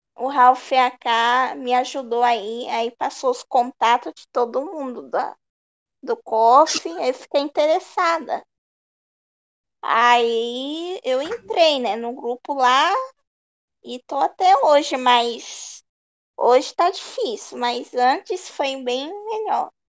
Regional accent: Cubatão, São Paulo, Brazil; eu sou aqui de Cubatão, São Paulo

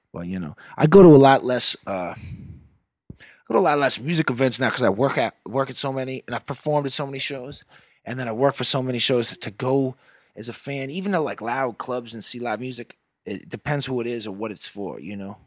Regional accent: Nevis, St. Kitts & Nevis; moved away; Nevis is, like, the smaller of the two. That's the one I grew up on.

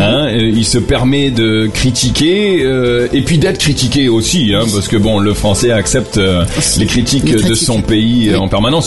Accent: France; now in Lebanon; en tant que Français

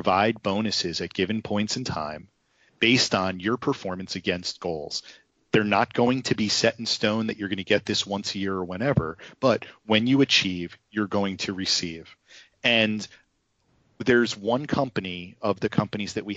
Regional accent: New Jersey, United States; I'm from New Jersey

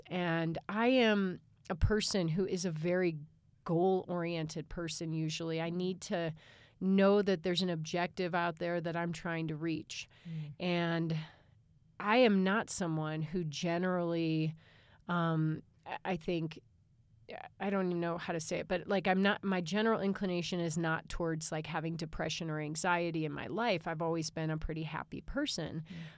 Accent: Chicago, Illinois, United States; I grew up in Chicagoland. That's what we call it when we grow up in the suburbs of Chicago.

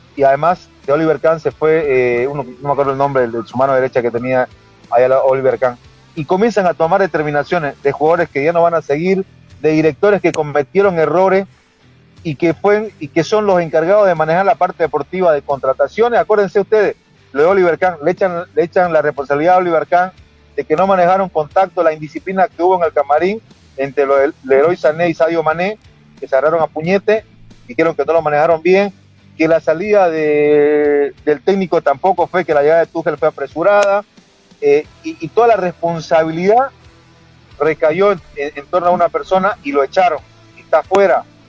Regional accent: Santa Cruz, Bolivia; hablando como un cruceño más

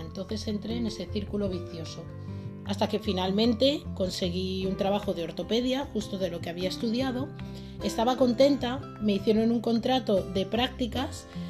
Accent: Madrid, Community of Madrid, Spain; Nací en Madrid un 26 de junio de 1989. Eh, crecí también en el seno de una familia trabajadora

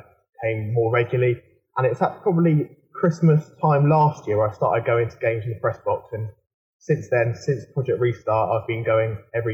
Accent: Southampton, South East England, United Kingdom; So I was born in Southampton. I've always lived in Southampton. I still live in now.

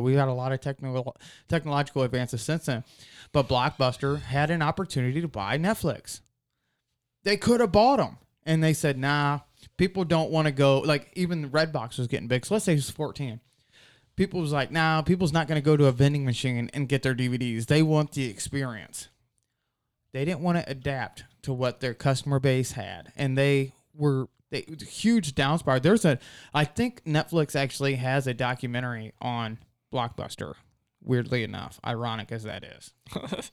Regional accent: Shiloh, Ohio, United States; we're from Shiloh

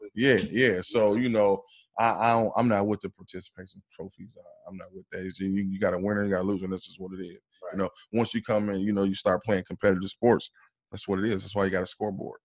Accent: Fort Wayne, Indiana, United States; now in Indianapolis, United States; I'm originally I'm from Fort Wayne, Indiana. You know, I'm uh, I live here in uh, Indianapolis right now

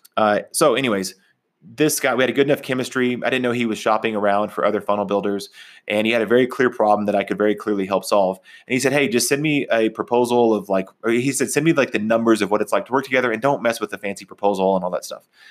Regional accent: Texas, United States; also born or lived in Oklahoma, United States; now in Colorado, United States; when I grew up in Texas and Oklahoma, we didn't go hiking

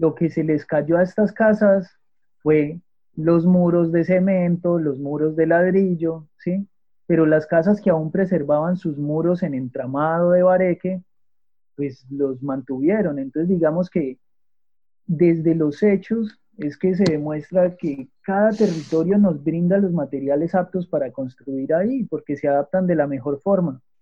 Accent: Manizales, Caldas, Colombia; yo soy de Manizales, ¿sí? Eh, de Manizales Caldas, Colombia

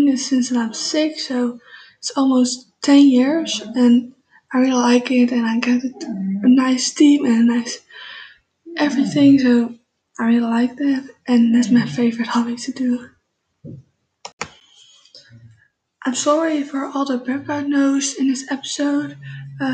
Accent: Netherlands; English is a second language; I'm living in the Netherlands for my whole life. I'm born here

